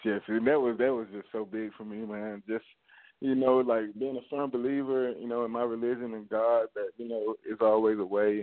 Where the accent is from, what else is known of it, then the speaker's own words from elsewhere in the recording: Augusta, Georgia, United States; I'm from Augusta, Georgia